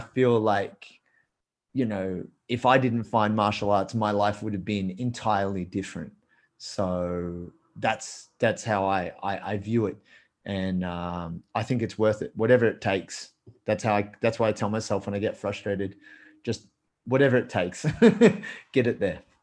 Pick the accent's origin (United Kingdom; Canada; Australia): Australia; I'm Australian